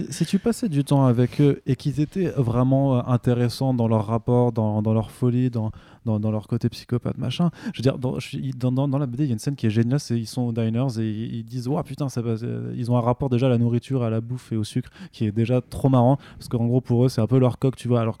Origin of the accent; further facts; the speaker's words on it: Italy; j'ai droit je suis italien